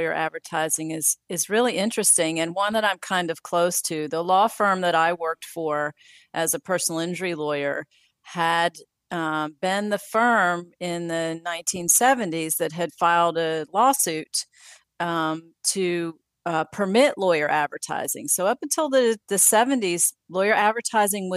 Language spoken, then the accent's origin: English; Spartanburg, South Carolina, United States; also born or lived in Columbia, South Carolina; returned to my hometown of Spartanburg